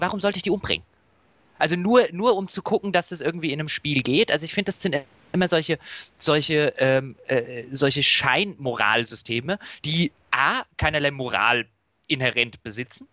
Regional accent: Germany; als Deutscher

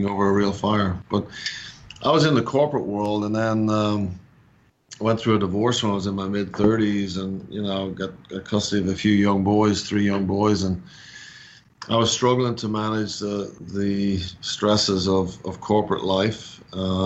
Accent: Dublin, Leinster, Ireland; moved away as an adult; now in Atlanta, United States; I'm actually born and raised in Dublin, Ireland, or just north of Dublin.

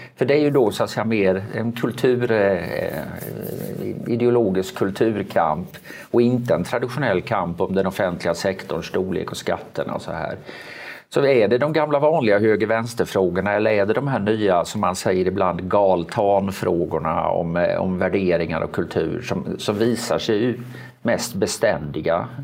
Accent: Sweden; Jag är liksom uppväxt i ett Sverige när det var panik när arbetslösheten gick över 2

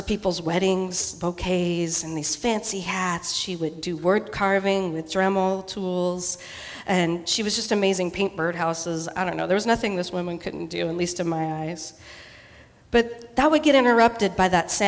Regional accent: Eastern Washington, United States; moved away; I grew up in Eastern Washington

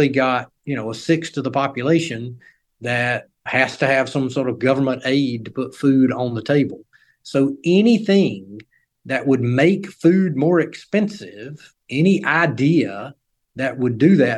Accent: North Carolina, United States; my home state of North Carolina

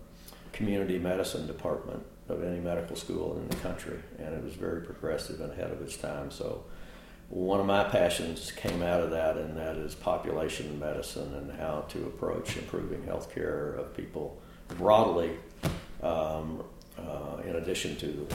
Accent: Harrodsburg, Kentucky, United States; moved away as an adult; now in Texas, United States; Just south of Lexington in a little town called Harrodsburg in Mercer County.

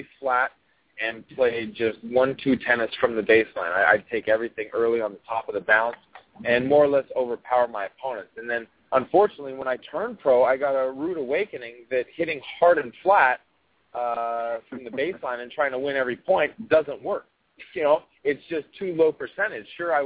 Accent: United States; also born or lived in Australia; But I'm an American

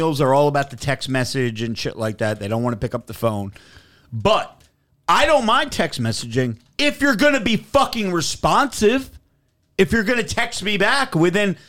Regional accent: New Jersey, United States; I'm from Jersey

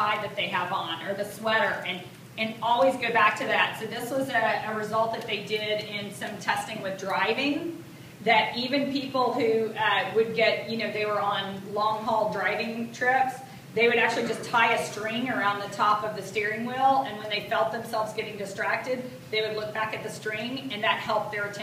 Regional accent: the South, United States; I speak more slowly than most because I'm from the South

